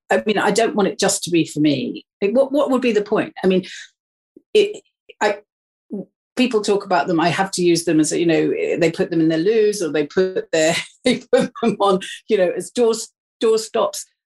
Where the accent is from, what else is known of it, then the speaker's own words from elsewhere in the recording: Wales, United Kingdom; moved away; I come from Wales, I I am Welsh.